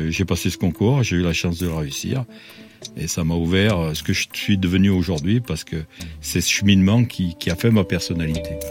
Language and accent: French; Saint-Étienne, Auvergne-Rhône-Alpes, France; Je suis né à Saint-Étienne.